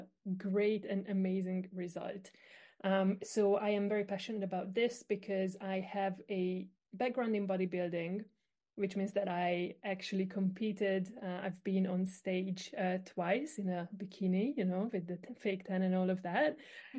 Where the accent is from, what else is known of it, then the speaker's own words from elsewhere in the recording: Hungary; I am actually from Hungary, so I'm quite far away from you